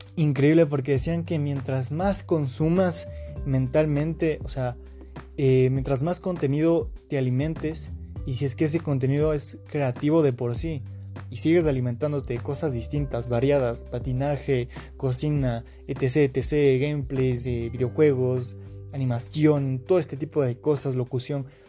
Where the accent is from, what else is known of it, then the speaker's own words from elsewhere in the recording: Quito, Pichincha, Ecuador; soy de Quito, Ecuador